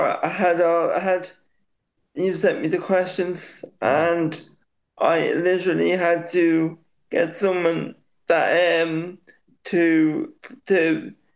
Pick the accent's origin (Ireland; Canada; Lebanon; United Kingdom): Ireland; Dublin, Leinster; also born or lived in Swords; I'm originally from Santry, which is just on the south side of Dublin Airport here in Ireland.